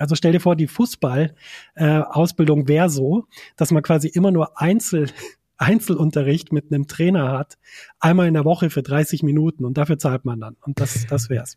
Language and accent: German; a tiny Bavarian village, Germany; ich komme aus einem winzig kleinen bayerischen Dorf